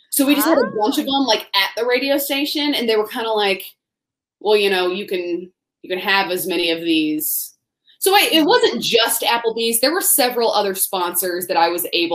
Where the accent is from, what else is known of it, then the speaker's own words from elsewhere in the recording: Tallahassee, Florida, United States; I grew up in Tallahassee, Florida